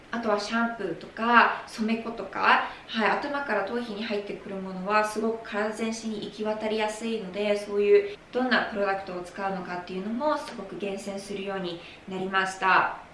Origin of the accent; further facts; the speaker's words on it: Japan; now in Arizona, United States; 私はあの日本で生まれ育ったので